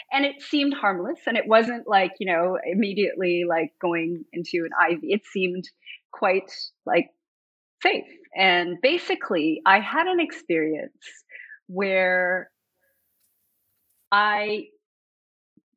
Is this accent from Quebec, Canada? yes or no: yes; Montreal, Quebec, Canada; moved away as an adult; now in Toronto, Canada; I was born in Montreal.